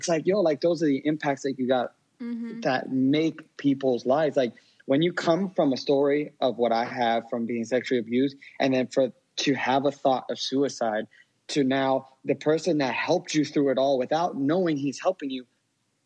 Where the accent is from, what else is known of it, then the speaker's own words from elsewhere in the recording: Miami, Florida, United States; I was born in South Florida in Miami